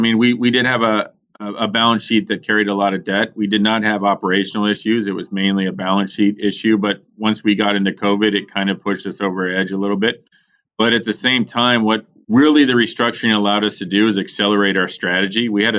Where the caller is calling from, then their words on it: Pittsburgh, Pennsylvania, United States; Good old Pittsburgh, Pennsylvania.